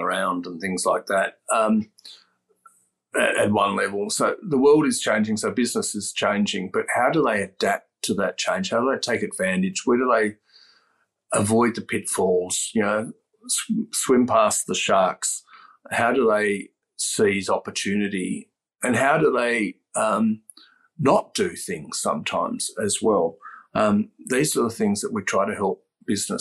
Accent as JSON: {"language": "English", "country": "Australia", "tie": "born or raised there", "also_born_or_lived": "Aberdeen, Scotland", "said": "I was actually born in Scotland and my parents moved to Australia when I was one, so there's no accent there."}